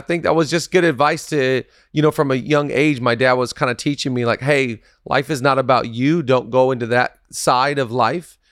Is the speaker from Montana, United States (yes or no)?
no; Seattle, Washington, United States; now in Los Angeles, United States; I'm from Seattle